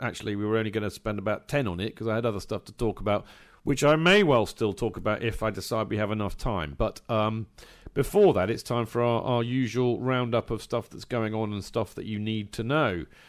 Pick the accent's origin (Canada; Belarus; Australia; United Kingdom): United Kingdom; England; as an Englishman